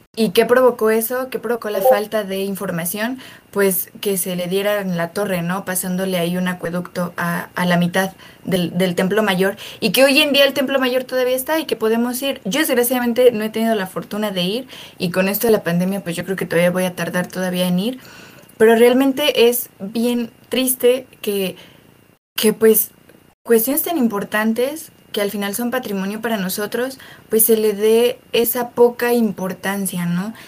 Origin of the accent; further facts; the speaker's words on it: Mexico; como mexicanos